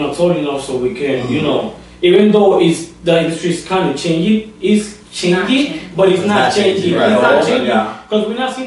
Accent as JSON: {"language": "English", "country": "Dominican Republic", "said": "I'm Dominican"}